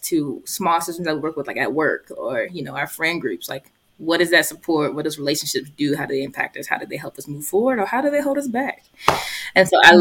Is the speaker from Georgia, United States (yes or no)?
yes; Columbus, Georgia, United States; my hometown, I'm from Columbus, Georgia